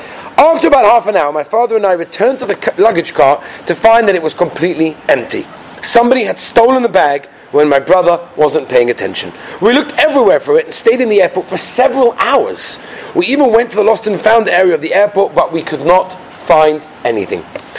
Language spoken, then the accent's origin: English; Los Angeles, California, United States; I grew up in Los Angeles, California.